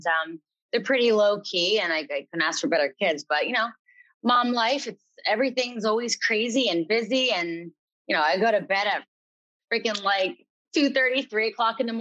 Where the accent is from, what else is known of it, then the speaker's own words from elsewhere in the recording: Lehigh Valley, Pennsylvania, United States; moved away as an adult; now in Stroudsburg, United States; I'm from the Lehigh Valley area, Pennsylvania.